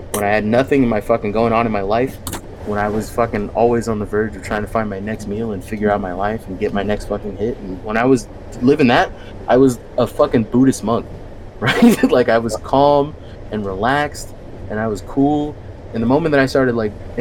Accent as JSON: {"language": "English", "area": "Bay Area", "region": "California", "country": "United States", "said": "I'm from the Bay Area."}